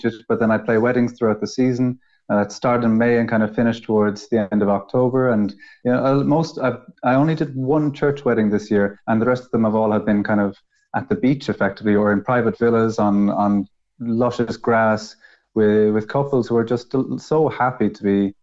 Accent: Ireland; moved away as an adult; now in Spain; I'm Irish

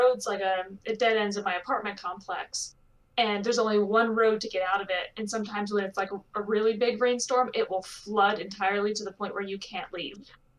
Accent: Ohio, United States; moved away; also born or lived in Maine / Chicago; I'm from Ohio. I've lived in Maine and Chicago and here. It's all snowy places.

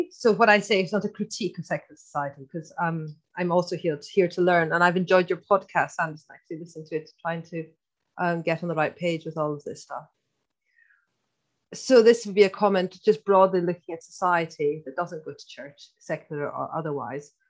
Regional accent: Scotland, United Kingdom; accent: Irish; so first of all, I'm Scottish, but I know I've got a bit of an Irish accent.

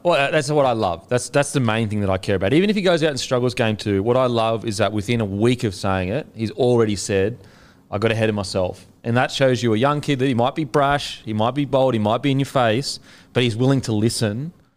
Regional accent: Queensland, Australia; I'm a Queenslander

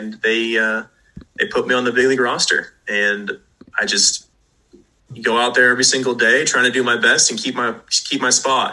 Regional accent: Southern California, United States; growing up in Southern California

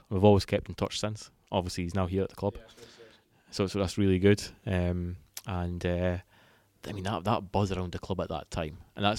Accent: Broughty Ferry, Scotland, United Kingdom; It is indeed. So I'm about

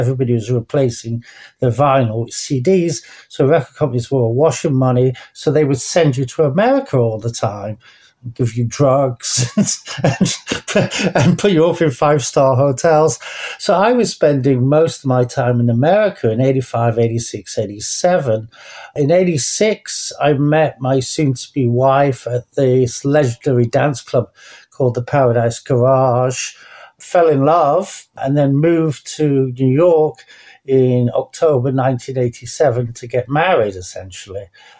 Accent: Manchester, North West England, United Kingdom; I was born 60. So 60s and 70s is when I grew up in Manchester.

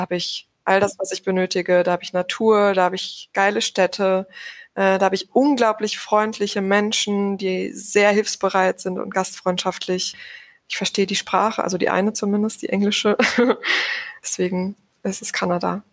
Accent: Sauerland, North Rhine-Westphalia, Germany; also born or lived in Cologne; ich komme ursprünglich aus dem Sauerland

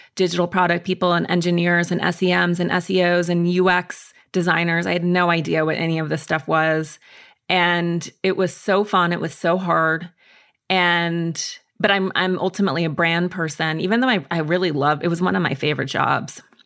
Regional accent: Montana, United States; I grew up in Montana and in the woods, essentially in isolation

